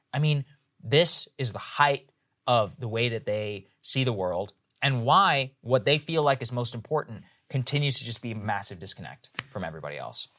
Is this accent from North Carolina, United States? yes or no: no; Texas, United States; now in Virginia, United States; I'm from Texas and I grew up with, you know, a lot, frankly, rednecks